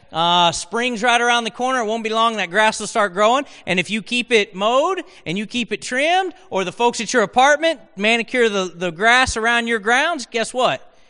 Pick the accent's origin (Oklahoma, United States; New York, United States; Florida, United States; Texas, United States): Oklahoma, United States; accent: Oklahoman; I spoke Oklahoman, and so English was not my native tongue